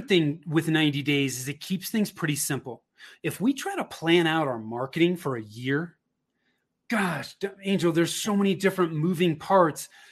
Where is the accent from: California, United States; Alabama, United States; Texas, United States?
California, United States; Bay Area, Northern; moved away as an adult; now in Denver metro area, United States; I grew up in Northern California in the Bay Area